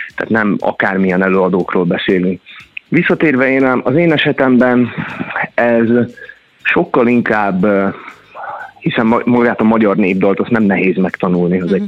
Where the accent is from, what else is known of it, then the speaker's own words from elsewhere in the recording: Hungary; ahol én nőttem föl magyarként